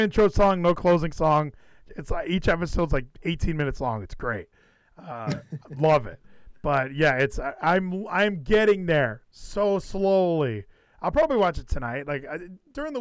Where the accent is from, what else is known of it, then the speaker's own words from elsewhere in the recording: California, United States; moved away as an adult; now in Texas, United States; I'm from California